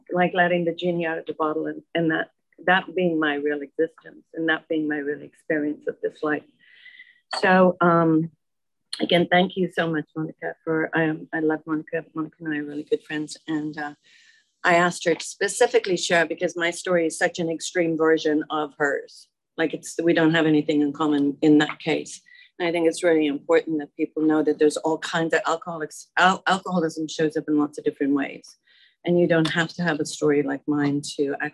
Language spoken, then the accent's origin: English; Dublin, Leinster, Ireland; moved away as an adult; also born or lived in Germany; now in United States; I'm from Dublin, Ireland